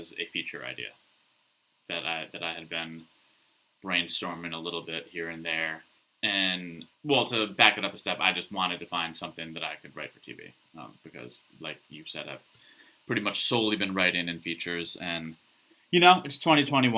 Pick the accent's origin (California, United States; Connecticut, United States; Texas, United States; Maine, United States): Connecticut, United States; northwestern; from the area where I grew up in Connecticut